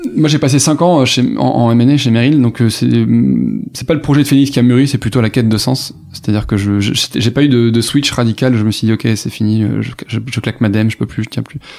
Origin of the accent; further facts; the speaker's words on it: Toulouse, Occitania, France; moved away as an adult; also born or lived in Cergy-Pontoise; Moi je viens de Toulouse donc je suis du sud-ouest